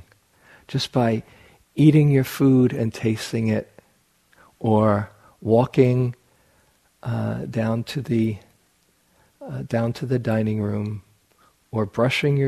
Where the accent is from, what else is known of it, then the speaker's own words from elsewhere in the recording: New York, United States; I grew up in New York where people often live in superlatives